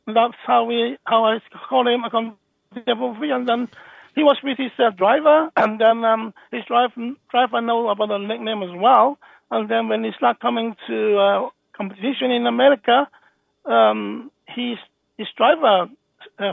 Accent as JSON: {"language": "English", "country": "Hong Kong", "tie": "born or raised there", "also_born_or_lived": "Birmingham, United Kingdom", "moved": "yes", "lives_now": "Thailand", "said": "I was from Hong Kong as well"}